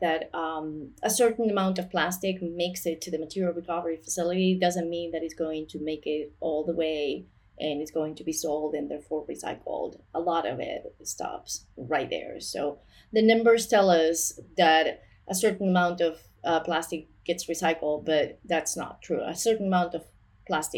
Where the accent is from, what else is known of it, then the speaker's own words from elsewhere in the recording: northern Spain, Spain; I'm actually from Spain. I'm from the north